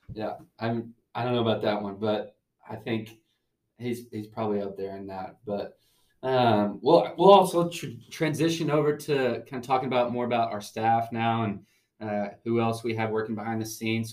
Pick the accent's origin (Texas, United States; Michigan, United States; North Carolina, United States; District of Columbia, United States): Texas, United States; Tyler; I am from Tyler, Texas, good old East Texas